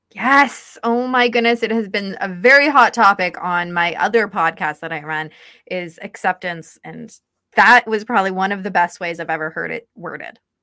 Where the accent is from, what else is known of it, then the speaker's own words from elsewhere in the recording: St. Catharines, Ontario, Canada; I grew up in St. Catharines